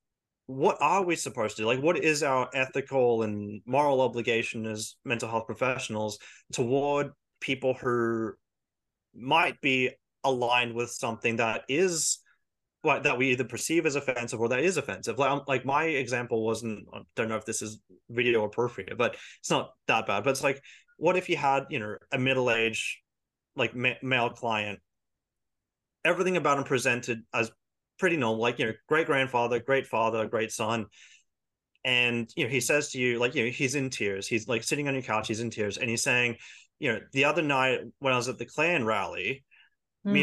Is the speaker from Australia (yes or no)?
yes; Australia; We do care about our culture, and, you know, we do have a cultural identity, but we don't think of it as white, we think of it as Australian